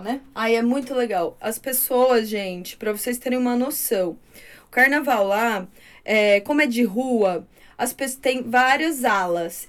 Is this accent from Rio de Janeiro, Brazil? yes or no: no; Torrinha, São Paulo, Brazil; Eu nasci numa cidade que lá em Torrinho o carnaval era muito, é muito folclórico.